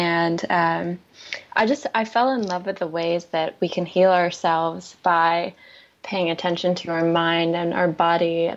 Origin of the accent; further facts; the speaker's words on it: North Carolina, United States; moved away as an adult; now in California, United States; I grew up in North Carolina, and it was a really big move to California